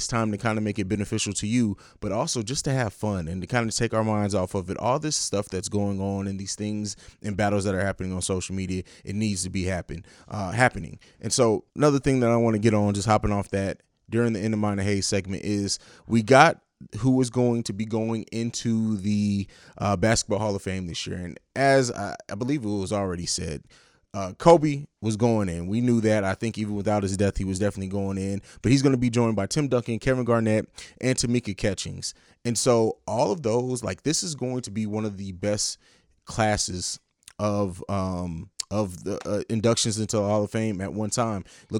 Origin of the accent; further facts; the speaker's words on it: Italy; also born or lived in Germany; it's not really my hometown because I grew up in Italy and Germany